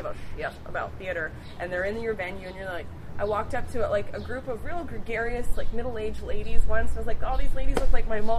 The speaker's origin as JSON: {"language": "English", "region": "Nova Scotia", "country": "Canada", "moved": "yes", "said": "I'm from Nova Scotia"}